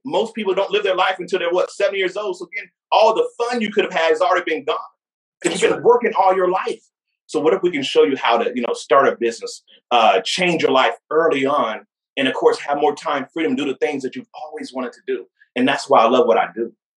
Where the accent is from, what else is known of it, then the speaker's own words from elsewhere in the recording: Fayetteville, North Carolina, United States; I grew up in Fayetteville, North Carolina, uh, you know, that's my early childhood experience